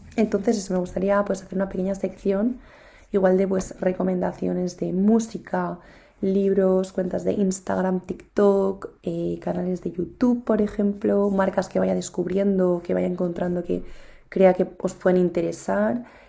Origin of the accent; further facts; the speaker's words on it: Spain; estudio en España, pero no estudio en mi ciudad natal